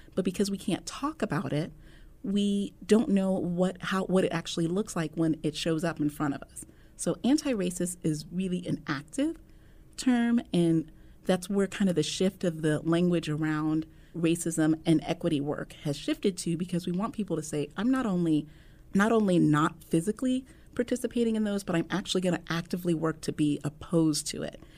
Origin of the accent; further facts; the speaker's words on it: Omaha, Nebraska, United States; born and raised in Omaha